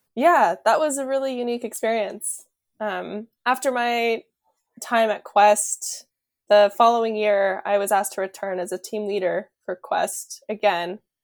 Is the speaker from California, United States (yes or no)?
yes; California, United States; moved away as an adult; also born or lived in Hawaii; now in Rhode Island, United States; I grew up in California